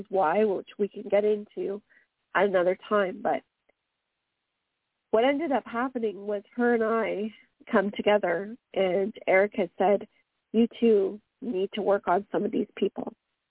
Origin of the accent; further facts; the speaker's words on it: Canada; accent: Canadian; my Canadian accent